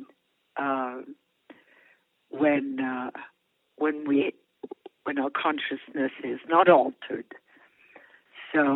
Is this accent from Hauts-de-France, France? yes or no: no; Paris, Île-de-France, France; moved away; I grew up in Europe. I grew up in Paris. I'm fundamentally European